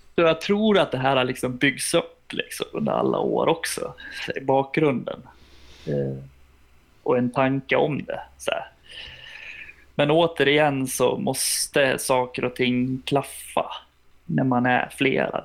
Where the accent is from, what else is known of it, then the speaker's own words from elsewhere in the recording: Sweden; vi är ju plikttrogna svenskar